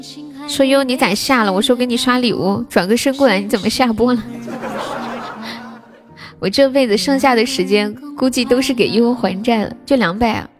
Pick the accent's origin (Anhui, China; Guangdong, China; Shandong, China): Anhui, China; 我是个三十岁，安徽的